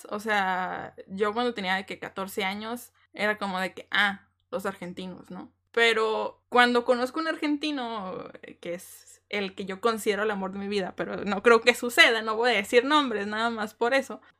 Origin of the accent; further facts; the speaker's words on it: Mexico; O sea, yo a mis 15 años dejé mi mexicanidad por intentar encajar con los argentinos.